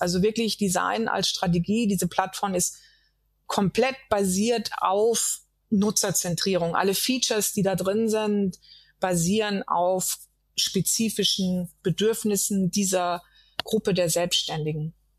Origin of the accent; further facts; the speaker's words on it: Germany; als weiße Frau in Deutschland geboren und aufgewachsen